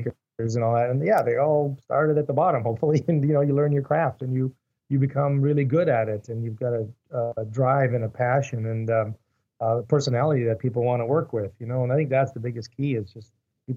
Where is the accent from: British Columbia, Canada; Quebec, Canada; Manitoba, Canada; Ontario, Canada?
Quebec, Canada; Montreal; moved away as an adult; also born or lived in United States; now in Vancouver, Canada; Born and raised in Montreal.